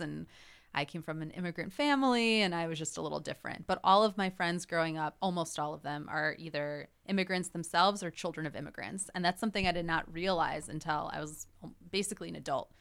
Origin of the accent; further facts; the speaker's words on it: Northbrook, Illinois, United States; I grew up in Northbrook, so that's a northwest suburb of Chicago